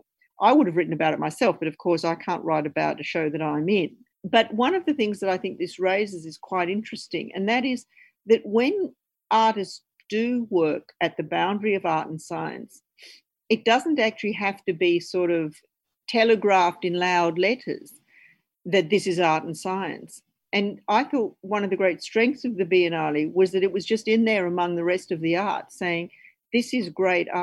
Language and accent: English; Brisbane, Queensland, Australia; Chrissy and I grew up in Brisbane